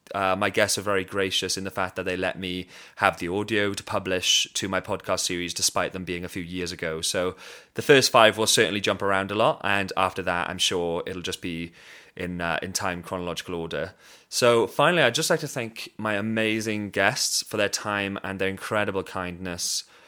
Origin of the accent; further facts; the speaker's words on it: Swansea, Wales, United Kingdom; I'm from Swansea City in Wales, in the U K, very proud of it